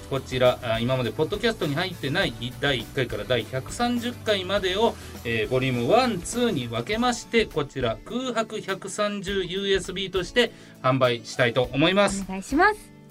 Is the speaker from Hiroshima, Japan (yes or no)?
yes; Fukuyama, Hiroshima, Japan; 広島県福山市、僕の出身地で、えー、福山アニメという福山の福山アニメというアニメのイベントを行います。